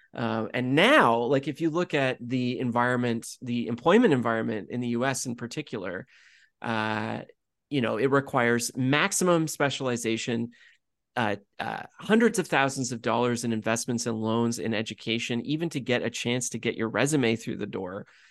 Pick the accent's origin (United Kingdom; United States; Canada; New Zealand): Canada; being Canadian